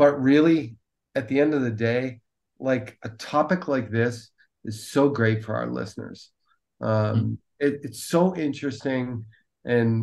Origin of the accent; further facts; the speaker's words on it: Allentown, Pennsylvania, United States; as a young guy growing up in Allentown, Pennsylvania